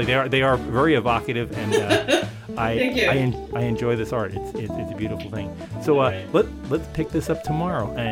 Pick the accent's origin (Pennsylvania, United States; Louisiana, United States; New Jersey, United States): New Jersey, United States; I was a kid from New Jersey.